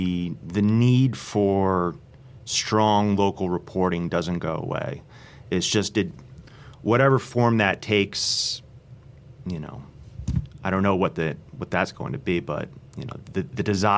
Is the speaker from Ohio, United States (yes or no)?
no; New Jersey, United States; moved away; I grew up in New Jersey, and my hometown paper was the Courier News.